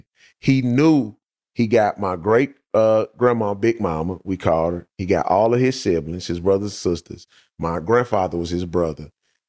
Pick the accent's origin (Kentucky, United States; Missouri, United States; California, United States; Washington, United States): Missouri, United States; St. Louis; The West Side.